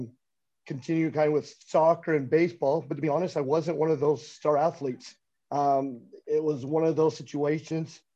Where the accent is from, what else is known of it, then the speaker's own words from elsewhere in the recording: Lubbock, Texas, United States; Growing up in Lubbock